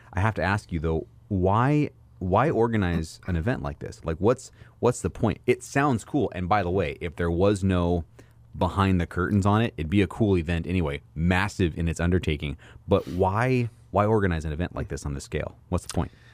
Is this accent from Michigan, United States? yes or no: no; Oregon coast, United States; also born or lived in California; So I grew up on the Oregon coast